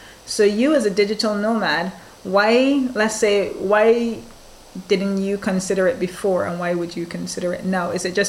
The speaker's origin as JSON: {"language": "English", "country": "Barbados", "said": "Barbados, my home country"}